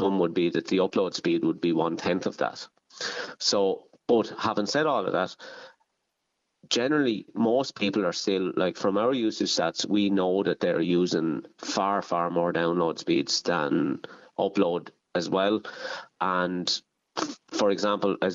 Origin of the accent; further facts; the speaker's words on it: Ireland; Kyle Nearn GAA club, which is my hometown club